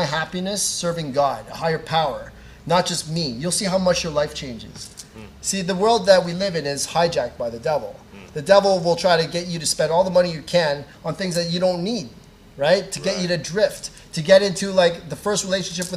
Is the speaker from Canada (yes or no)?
yes; Canada; I grew up in Canada. My family's in the Philippines